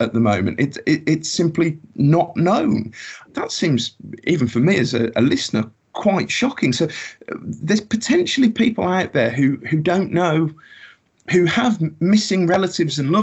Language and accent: English; Birmingham, West Midlands, United Kingdom; I'm from Birmingham